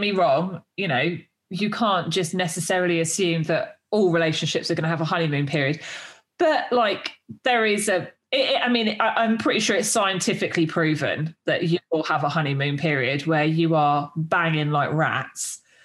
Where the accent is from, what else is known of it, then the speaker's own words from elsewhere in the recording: United Kingdom; I'm too I'm too British